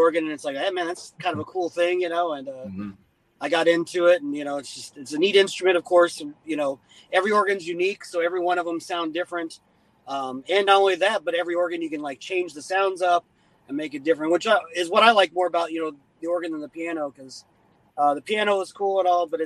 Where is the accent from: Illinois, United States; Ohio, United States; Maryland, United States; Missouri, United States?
Missouri, United States; Potosi; I grew up in Potosi, Missouri, about an hour south of St. Louis.